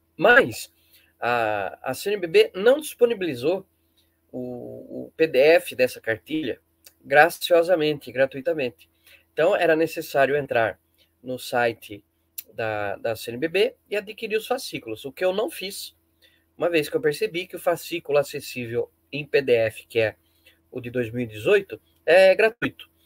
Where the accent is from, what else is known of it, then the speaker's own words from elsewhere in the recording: Brazil; como bom brasileiro